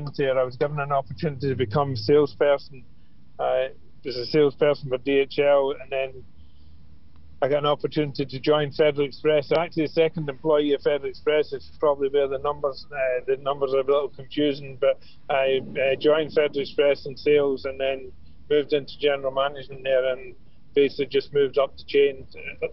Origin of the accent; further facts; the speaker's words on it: Glasgow, Scotland, United Kingdom; moved away as an adult; now in Ireland; I'm from Glasgow. I came over for a 2-week holiday to Ireland about 40 years ago.